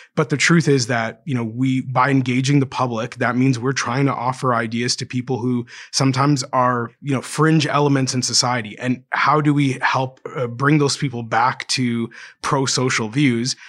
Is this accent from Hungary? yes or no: no; Canada; I'm just a Canadian, I mean, my father's from Kenya, my mother's from Ireland